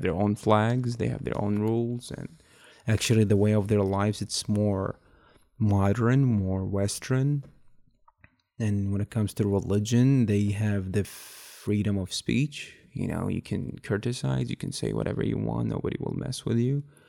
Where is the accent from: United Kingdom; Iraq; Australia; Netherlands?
Iraq; Baghdad, Baghdad Governorate; English is a second language; moved away as an adult; now in United States; I'm from Baghdad, Iraq.